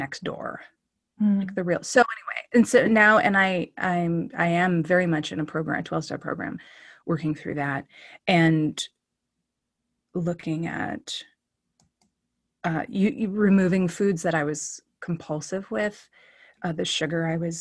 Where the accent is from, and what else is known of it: Oakland, California, United States; born or raised there; also born or lived in Duluth, Minnesota